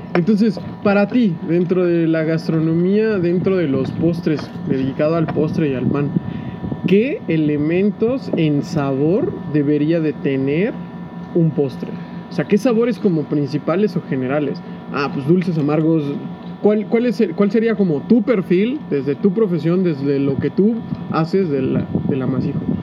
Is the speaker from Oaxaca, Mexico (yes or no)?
no; San Cristóbal de las Casas, Chiapas, Mexico; soy de San Cristóbal